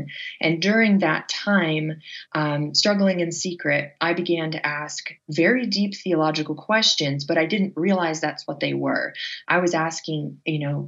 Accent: Northern Michigan, United States; I grew up in Northern Michigan

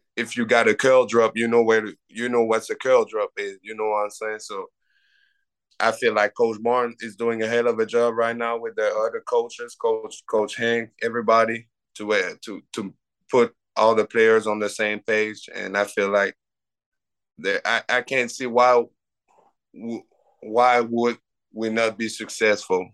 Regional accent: Canada; have people recruiting you as a Canadian

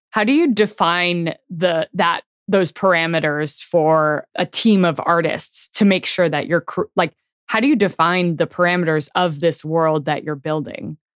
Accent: Bay Area, California, United States; I grew up in the Bay Area.

